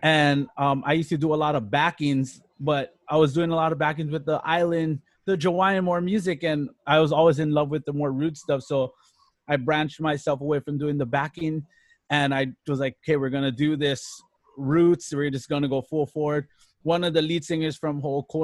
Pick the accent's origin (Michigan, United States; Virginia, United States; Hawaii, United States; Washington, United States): Hawaii, United States; Hilo; Born and raised, born and raised in Hilo, all around Hilo town